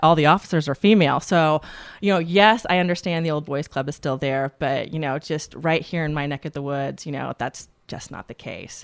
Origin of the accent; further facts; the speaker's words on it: Tallahassee, Florida, United States; moved away; I grew up in Tallahassee, Florida.